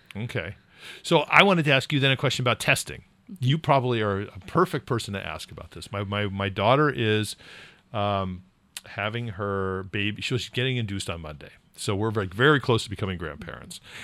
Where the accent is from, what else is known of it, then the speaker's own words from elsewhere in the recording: California, United States; now in New England, United States; I grew up in California